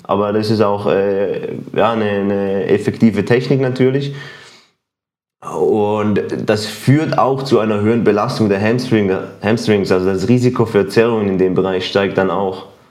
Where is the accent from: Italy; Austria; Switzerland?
Switzerland; ich bin auch Schweizer